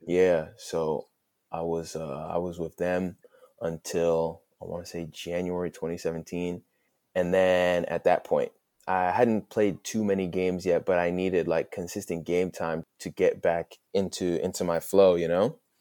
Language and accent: English; United States; moved away as an adult; now in Duisburg, Germany; like being back home for the first time, being on American soil